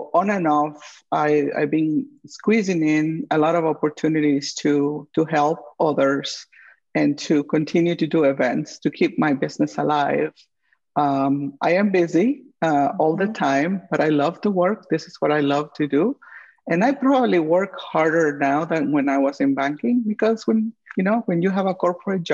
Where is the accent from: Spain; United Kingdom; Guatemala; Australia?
Guatemala; also born or lived in St. Louis / Kansas City; now in Twin Cities, United States; my home country, Guatemala